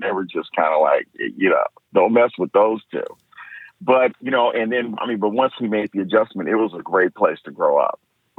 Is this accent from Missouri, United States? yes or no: no; San Jose, California, United States; also born or lived in Fairfield, California; So I'm from San Jose, California. I was born on Travis Air Force Base in Fairfield, California.